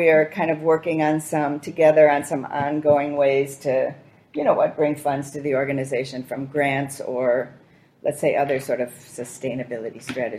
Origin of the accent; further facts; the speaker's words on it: Midwest, United States; also born or lived in St. Paul / Chicago; now in New York, United States; Yeah, I went to school in the Midwest. I grew up in the Midwest.